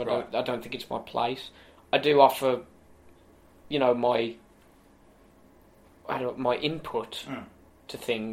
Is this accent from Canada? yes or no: no; United Kingdom; I got to main event Wembley Arena as a British wrestler